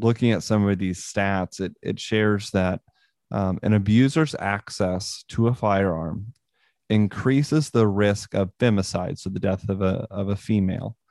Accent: Northwest Missouri, United States; I grew up in Northwest Missouri

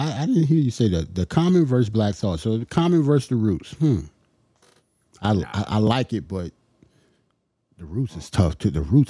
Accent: New York City, New York, United States; I'm a New Yorker.

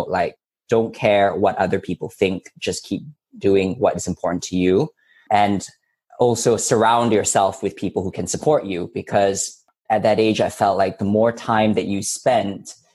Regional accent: Subang Jaya, Selangor, Malaysia; moved away; also born or lived in Hong Kong / Oxford / Cambridge; When I was growing up in Subang, it was an interesting experience because I actually had just come back from Hong Kong. I spent between the age of 2 and 6 in Hong Kong

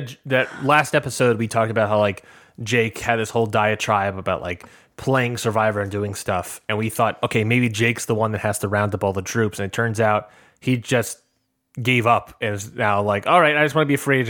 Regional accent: Boston, Massachusetts, United States; You know, I'm from Boston.

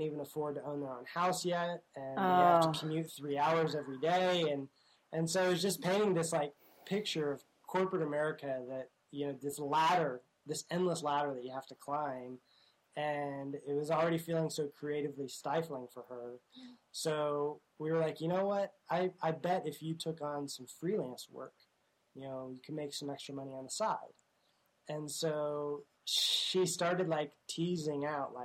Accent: Tulsa, Oklahoma, United States; moved away as an adult; also born or lived in Southern California / Texas; now in Tulsa, United States; I grew up in Oklahoma, and Oklahoma kind of has a rivalry with Texas.

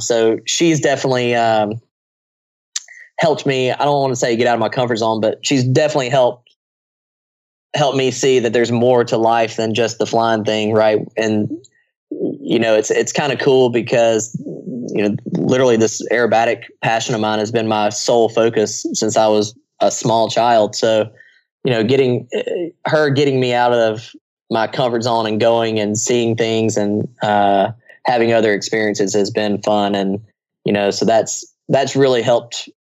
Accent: United States; I'm an American.

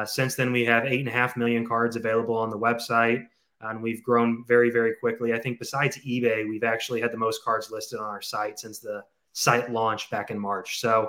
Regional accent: St. Louis, Missouri, United States; St. Louis.

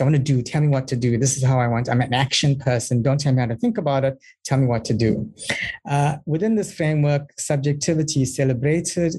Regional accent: South Africa; now in New Zealand; I'm from South Africa, currently based in uh, New Zealand

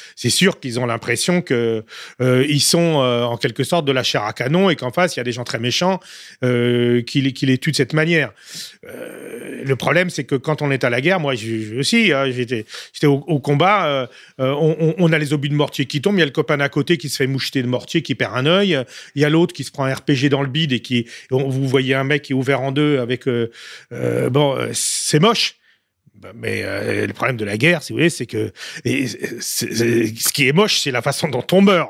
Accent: France; en tant que Français

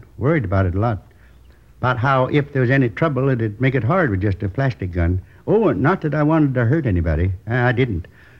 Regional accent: Midwest, United States; I was born in the Middle West. Tiny little town. You probably never heard of it. Isn't on most of the map. Went to school there through the 8th grade.

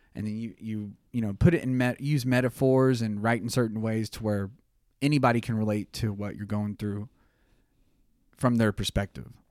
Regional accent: Tulsa, Oklahoma, United States; We're from Tulsa in the music scene.

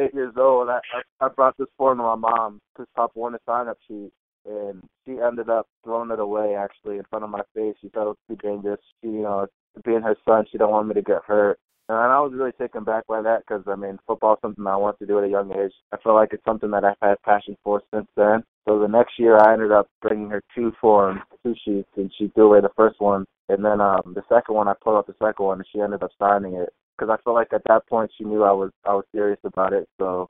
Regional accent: London, United Kingdom; born there; now in Massachusetts, United States; Like you said, I was born in London. I live in Massachusetts right now.

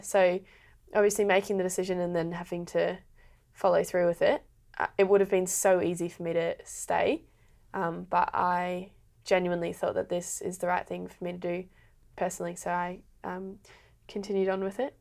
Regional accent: Brisbane, Queensland, Australia; moved away as an adult; now in Melbourne, Australia; I've lived in Brisbane for twenty years in, like, a thirty-five kilometre radius

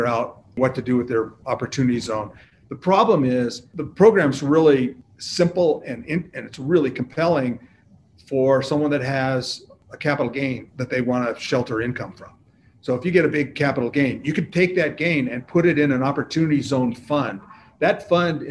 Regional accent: Seattle, Washington, United States; I grew up in Seattle

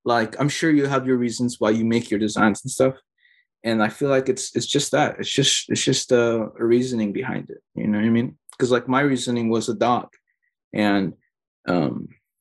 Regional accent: Bolivia; I'm Bolivian.

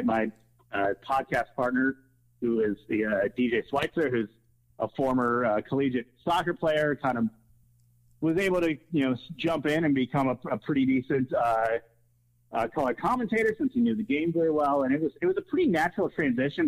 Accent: West Chester, Ohio, United States; also born or lived in Wheaton, Illinois / Milwaukee, Wisconsin; I grew up in like the Westchester area, went to Lakota East High School. Um, but yeah, kind of just always been in Southwest Ohio for the most part since about the mid 90s.

